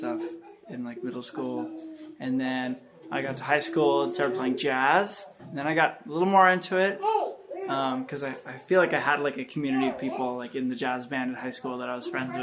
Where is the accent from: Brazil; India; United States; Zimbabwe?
United States; Sacramento, California; I'm from Sacramento